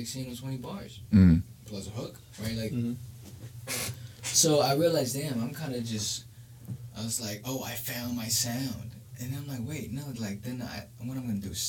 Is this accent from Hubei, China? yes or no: yes; Hubei, China; also born or lived in New York, United States; now in Chengdu, China; my hometown is Hubei